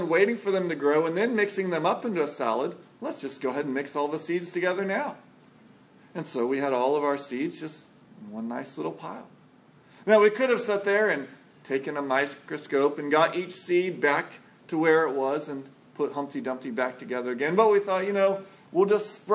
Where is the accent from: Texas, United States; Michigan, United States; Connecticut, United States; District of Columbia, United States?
Texas, United States; San Antonio; I grew up in San Antonio